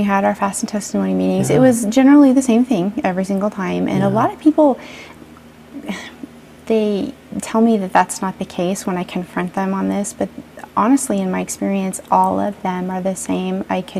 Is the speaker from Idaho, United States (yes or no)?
yes; Idaho, United States; born or raised there